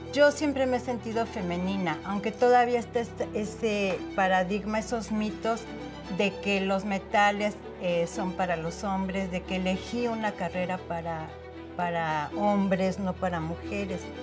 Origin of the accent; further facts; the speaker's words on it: Mexico City, Mexico; yo nací aquí en la Ciudad de México. Eh, me llevaron después a vivir a Contreras eh, por los dinamos cuando yo tendría unos 3, 4 años. Y ahí fue donde yo me desarrollé